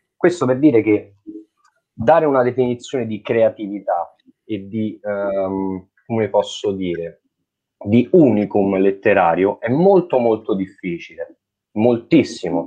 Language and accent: Italian; Italy; Noi ci sentiamo italiani, nasciamo e siamo italiani, così, senza volerlo, senza decidere